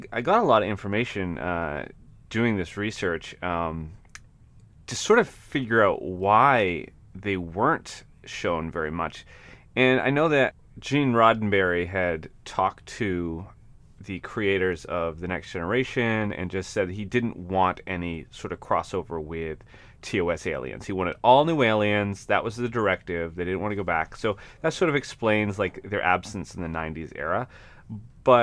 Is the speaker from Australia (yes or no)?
no; northern Maine, United States; I grew up in northern Maine, though, which is similar to Alaska, but not Alaska.